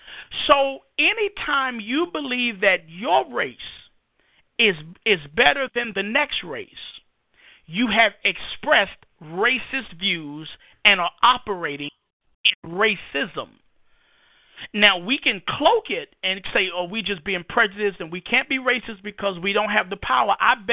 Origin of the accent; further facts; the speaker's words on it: New York City, New York, United States; moved away as an adult; also born or lived in Iraq; now in North Carolina, United States; I grew up in Harlem, New York City.